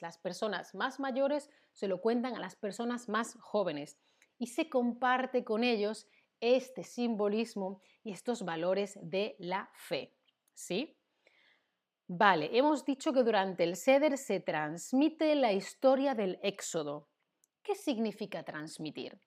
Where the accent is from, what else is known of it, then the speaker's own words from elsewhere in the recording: Spain; Yo como española, que he vivido y, vivo y he crecido en una sociedad em, cristiana católica